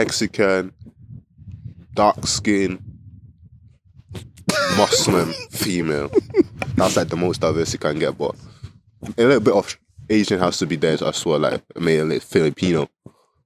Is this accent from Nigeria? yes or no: yes; Sapele, Delta, Nigeria; moved away; my Coca-Cola company in my hometown, Sapele